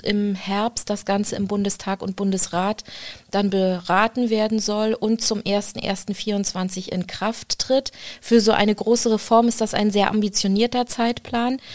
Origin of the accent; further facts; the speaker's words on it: Rostock, Mecklenburg-Vorpommern, Germany; ich bin in Rostock groß geworden